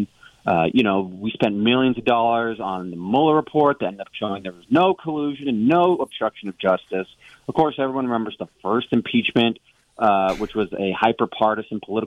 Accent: Phoenix, Arizona, United States; I grew up in Phoenix

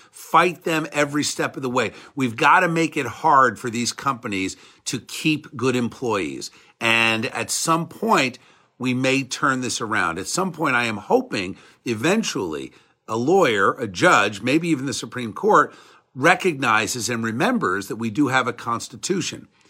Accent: United States; I'm an American

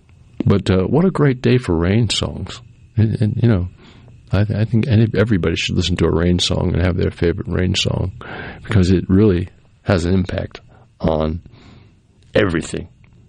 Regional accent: New England, United States; Well, I grew up in New England, so we heard snow songs a lot because up there they have a lot of snow.

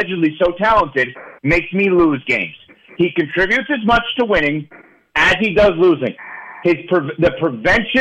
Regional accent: New York, United States; as a New Yorker

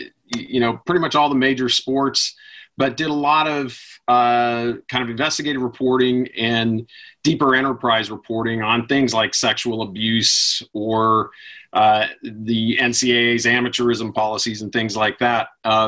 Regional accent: Western Colorado, United States; moved away as an adult; also born or lived in New York; I grew up in Western Colorado

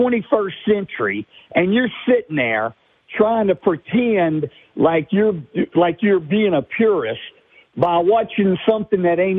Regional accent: Louisiana, United States; I'm from Louisiana.

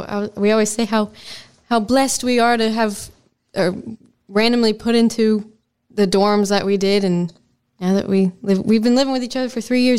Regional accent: Southern US, United States; accent: southern

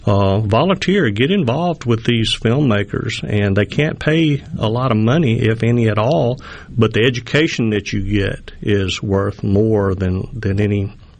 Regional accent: Mississippi, United States; but you can't really tell from my accent, but I am a Mississippi and Alabama boy.

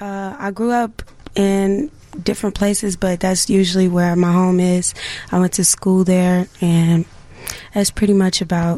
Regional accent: Chicago, Illinois, United States; I went to all-girls school, the Young Chicago Women. So I was moved around a lot, but Inglewood is my home.

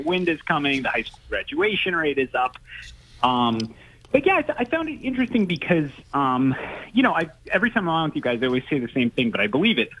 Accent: Attleboro, Massachusetts, United States; I grew up in Attleboro

